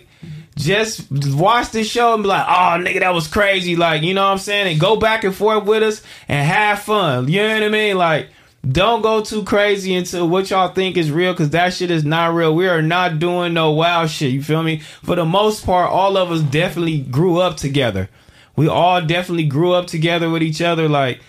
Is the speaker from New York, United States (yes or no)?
no; Phoenix, Arizona, United States; We grew up on 56 and Broadway, man. Just on the other side. I'm from Phoenix, and the Fig community takes me back.